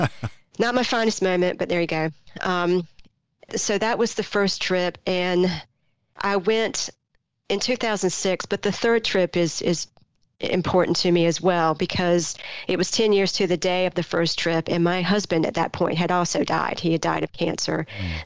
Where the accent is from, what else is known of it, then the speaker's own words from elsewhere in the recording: Greenville, North Carolina, United States; a 15 year old kid growing up in Greenville, North Carolina in the mid 80s